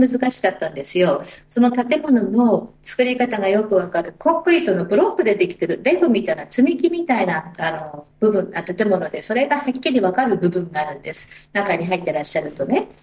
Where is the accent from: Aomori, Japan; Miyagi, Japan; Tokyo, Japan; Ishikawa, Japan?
Aomori, Japan; now in Sydney, Australia; 自分は青森出身